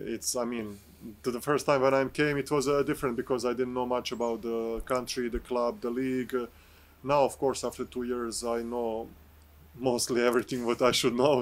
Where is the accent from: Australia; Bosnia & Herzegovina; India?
Bosnia & Herzegovina; English is a second language; moved away as an adult; also born or lived in Serbia / Krasnoyarsk, Russia / France / Berlin, Germany; I started in my home country in uh, Bosnia with my first professional co- contract.